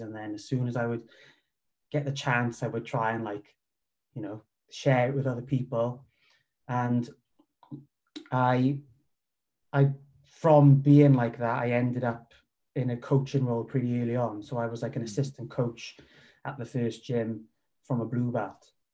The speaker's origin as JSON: {"language": "English", "region": "Wales", "country": "United Kingdom", "tie": "born or raised there", "also_born_or_lived": "Cardiff", "moved": "as an adult", "said": "he's based in my hometown. So I started training with him. Um, he, and then from there, I moved to Cardiff with work"}